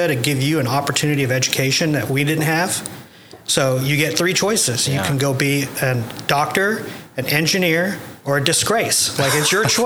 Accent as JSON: {"language": "English", "town": "El Reno", "region": "Oklahoma", "country": "United States", "tie": "born or raised there", "also_born_or_lived": "London", "said": "I grew up in El Reno"}